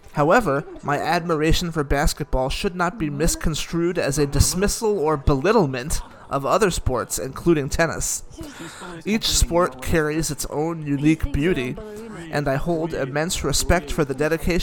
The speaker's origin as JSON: {"language": "English", "country": "Greece", "tie": "born or raised there", "said": "as a white Caucasian kid growing up in Greece"}